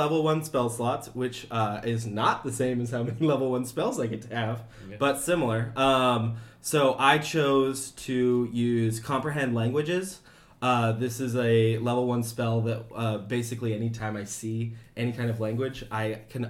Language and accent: English; Iowa, United States; I'm from Iowa.